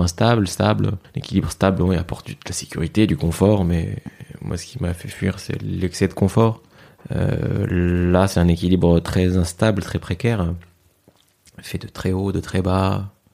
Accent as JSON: {"language": "French", "town": "Fez", "region": "Fès-Meknès", "country": "Morocco", "tie": "born or raised there", "moved": "yes", "said": "j'ai grandi au Maroc, à mhm. Fès"}